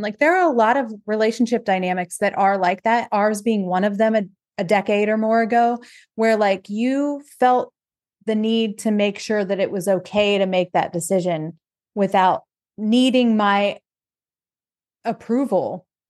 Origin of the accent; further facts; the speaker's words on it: Ohio, United States; moved away; we're from Ohio originally